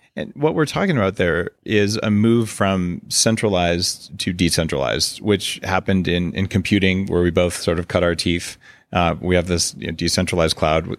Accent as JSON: {"language": "English", "country": "United States", "moved": "as an adult", "lives_now": "Victoria, Canada", "said": "I'm a permanent resident, but I'm American."}